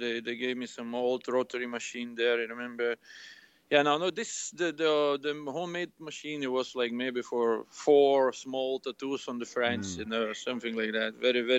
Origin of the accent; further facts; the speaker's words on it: Lithuania; English is a second language; Back in Lithuania. It's my place.